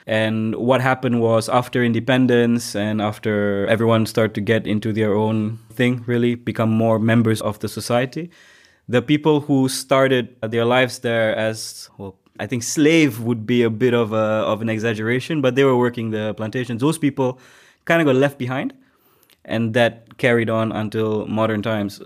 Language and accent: English; George Town, Penang, Malaysia; moved away as an adult; now in Germany; I grew up in Malaysia, in a city called Penang.